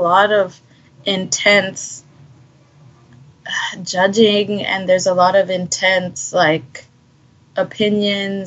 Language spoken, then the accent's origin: English; Botswana; moved away; also born or lived in Kariba, Zimbabwe; shortly after I was born, a few years later, we had to move to Botswana. And that's where I grew up.